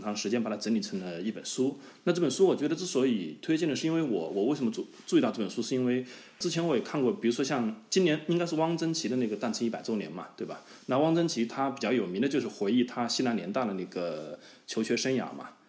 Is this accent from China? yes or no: yes; Hubei, China; accent: Hubei dialect (Southwestern Mandarin); moved away as an adult; also born or lived in Tianjin; 我是湖北人 但你们可能不太理解，就是作为一个湖北人，从小也会有一点身份认同上的疑惑